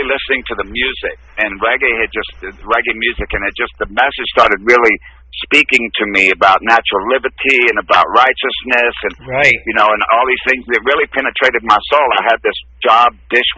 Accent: West Texas, United States; moved away; also born or lived in Telluride, Colorado; I grew up in West Texas

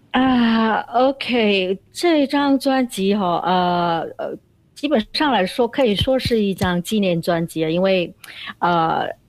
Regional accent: Bentong, Pahang, Malaysia; 我在文东的一个小民居哦，小民宿，就是叫牛背小居的

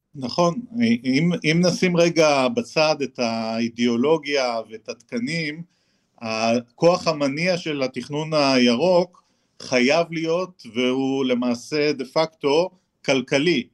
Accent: Haifa, Haifa District, Israel; אני אדריכל חיפאי

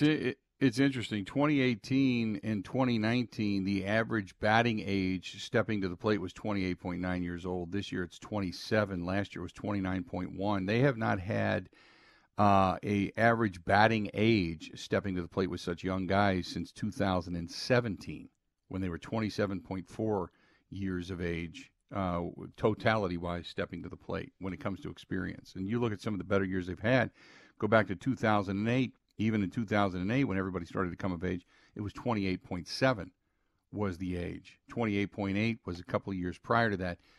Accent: Cincinnati, Ohio, United States; moved away; growing up in Cincinnati, I had seventy-five and seventy-six in the Big Red Machine

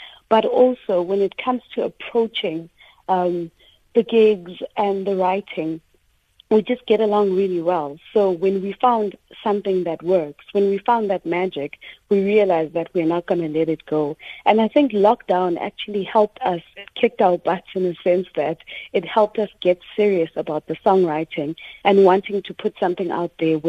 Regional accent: South Africa; Can hear that we're a South African band, our sound has got that distinct sound.

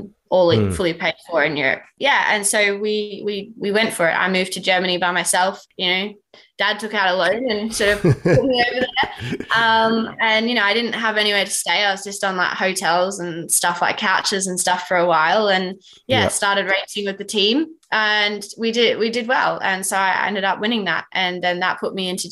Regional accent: Australia; moved away as an adult; now in United Kingdom; as an Aussie

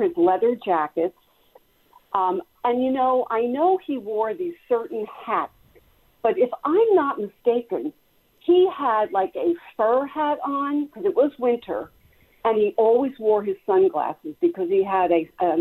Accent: New Jersey, United States; now in Lancaster, United States; I'm originally from New Jersey, close to New York City

